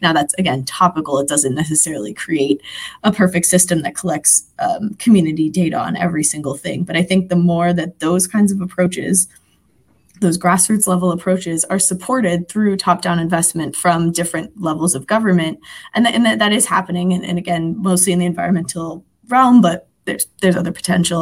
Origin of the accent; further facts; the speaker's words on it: Philadelphia, Pennsylvania, United States; I'm from Philadelphia